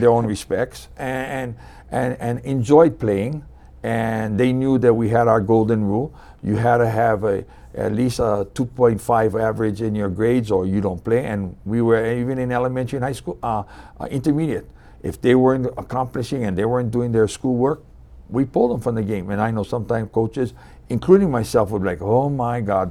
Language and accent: English; Hilo, Hawaii, United States; moved away as an adult; also born or lived in Kauai; now in Maui, United States; I was born and raised on the Big Island in Hilo, and I spent most of my youth there.